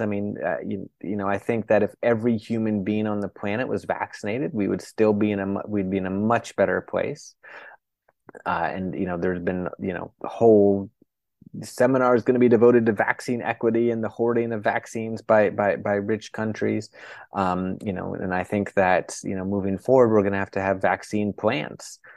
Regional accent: United States; I'm an American

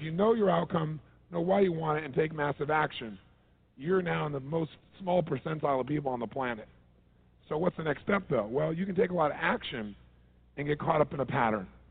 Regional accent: Southern California, United States; I'm from Southern California.

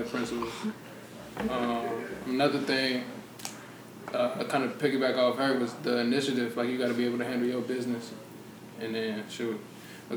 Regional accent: Cincinnati, Ohio, United States; from Cincinnati

